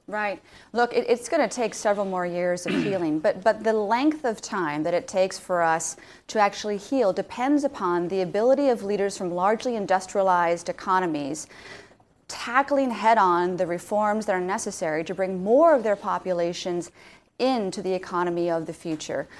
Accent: Alaska, United States; moved away; also born or lived in London, United Kingdom; I'm from Alaska

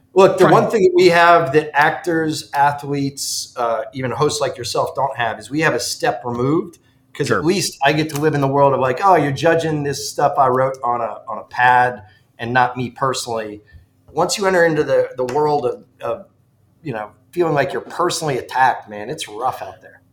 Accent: Ridgefield, Connecticut, United States; moved away; I grew up in the mean streets of Ridgefield, Connecticut

